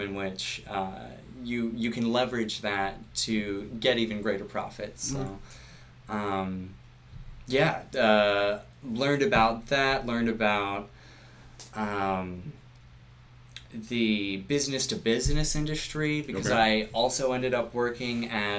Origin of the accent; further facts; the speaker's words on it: Virginia, United States; now in New Hampshire, United States; I was born and raised in Virginia, right outside of D.C.